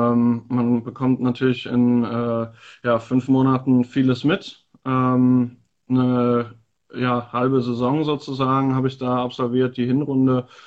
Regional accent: Eifel, Germany; born there; äh, bin 24 Jahre alt, gebürtig aus der Eifel und jetzt seit zwei Jahren dabei beim FSV Frankfurt.

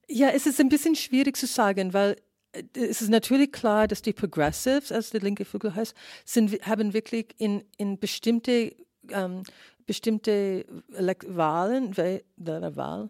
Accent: San Francisco, California, United States; German is a second language; moved away; ich bin in San Francisco aufgewachsen

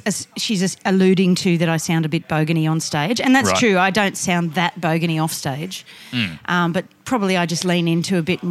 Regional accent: Australia; accent: Oz, bogan; Because of my Oz accent sometimes.

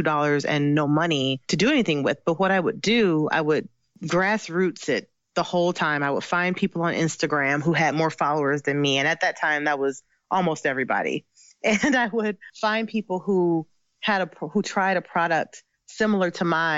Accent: Ohio, United States; moved away as an adult; also born or lived in Michigan; I'm originally from Ohio. So I was moved to Michigan

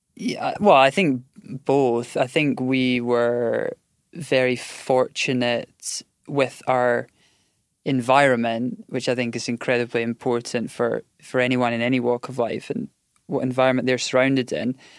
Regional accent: Scotland, United Kingdom; we grew up in Scotland where there was, I think at the time there was like two indoor tennis centres.

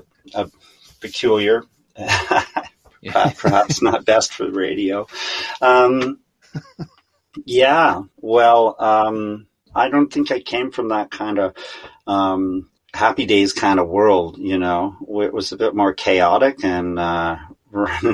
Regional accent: Kingston, Ontario, Canada; now in Wakefield, Canada; I grew up in Kingston, Ontario

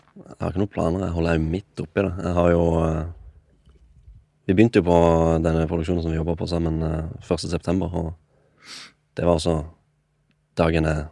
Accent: Kristiansand, Agder, Norway; moved away as an adult; now in Oslo, Norway; Jeg er 24. Jeg kommer fra Kristiansand

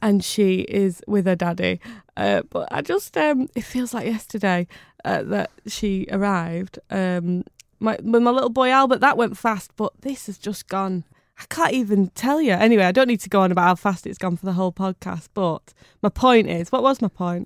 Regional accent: Bury, North West England, United Kingdom; I was born in Bury

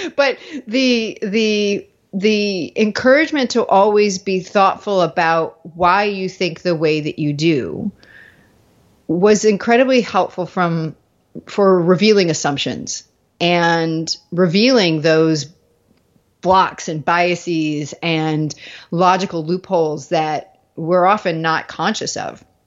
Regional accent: Virginia Beach, Virginia, United States; moved away as an adult; also born or lived in New England / Dallas; I grew up in Virginia Beach

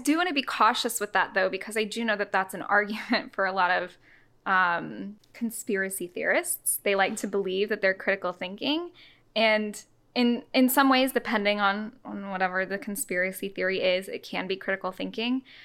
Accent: the South, United States; I grew up in the South.

